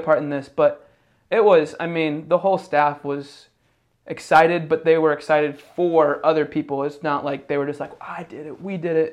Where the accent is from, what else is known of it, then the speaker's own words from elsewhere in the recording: Indiana, United States; moved away; also born or lived in Ohio; I grew up in Indiana